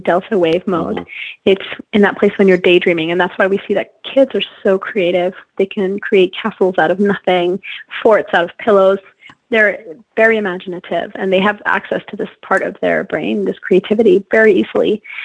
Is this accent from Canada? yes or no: no; France; moved away as an adult; also born or lived in China; now in United States; I grew up in France and Europe, and I've lived in the U.S. For college and beyond